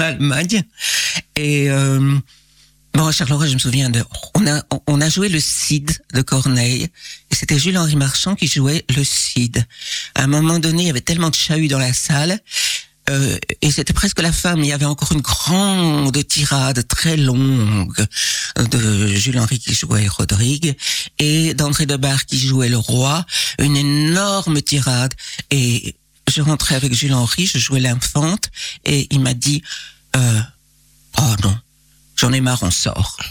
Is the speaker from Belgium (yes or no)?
yes; Liège, Wallonia, Belgium; je suis née à Liège, euh, d'une maman liégeoise et euh, d'un papa ardennais des Ardennes profondes